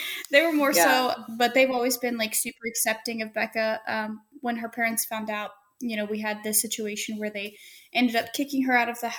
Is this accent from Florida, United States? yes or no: yes; Plant City, Florida, United States; moved away as an adult; now in California, United States; We're from Plant City, Florida.